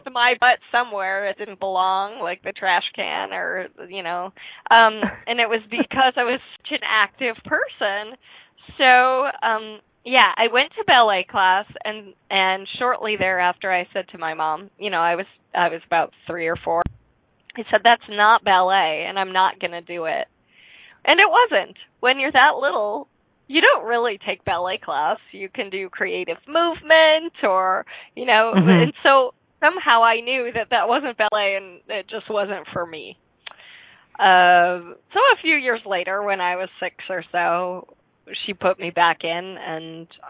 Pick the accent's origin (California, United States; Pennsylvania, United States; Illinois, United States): Illinois, United States; Chicago; I was born in Chicagoland, so a little bit south of the city